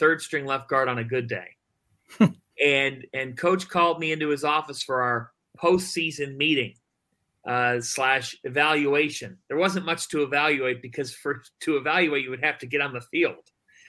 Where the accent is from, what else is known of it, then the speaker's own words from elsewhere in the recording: Cleveland, Ohio, United States; moved away as an adult; It was always a dream growing up in Cleveland.